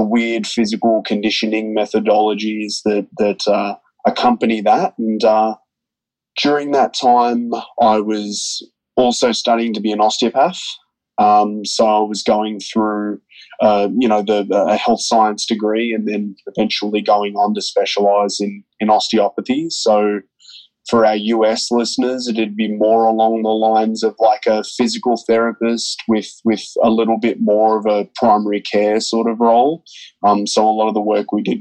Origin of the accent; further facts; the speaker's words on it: Melbourne, Victoria, Australia; now in Tampa, United States; I'm from Melbourne, Australia. I'm currently living in sunny Tampa, Florida